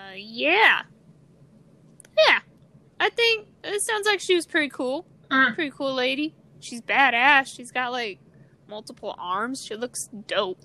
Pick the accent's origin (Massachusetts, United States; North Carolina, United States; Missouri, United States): Missouri, United States; from Missouri. We grew up in a very Christian household